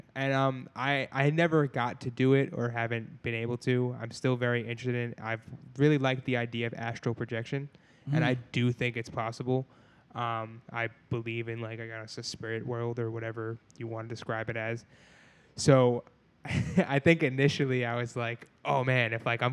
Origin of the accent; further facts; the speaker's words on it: New York, United States; now in Pittsburgh, United States; I'm initially from New York